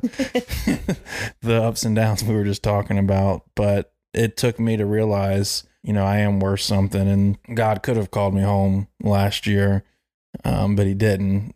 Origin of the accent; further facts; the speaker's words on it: Charlotte, North Carolina, United States; growing up in Myers Park, South Charlotte